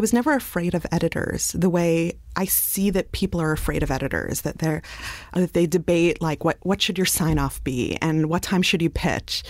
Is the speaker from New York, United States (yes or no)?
yes; New York City, New York, United States; I grew up in Brooklyn